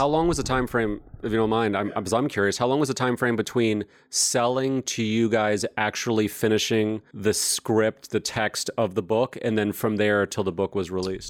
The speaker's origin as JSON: {"language": "English", "region": "New York", "country": "United States", "tie": "born or raised there", "said": "I grew up in New York, and frankly, growing up in growing up in New York in the 70s and 80s"}